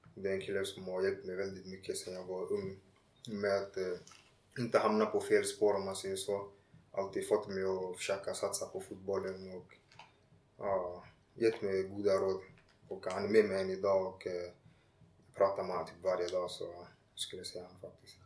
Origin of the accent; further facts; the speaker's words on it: Ghana; also born or lived in Tumba, Stockholm, Sweden; now in Landskrona, Sweden; när jag var liten i Ghana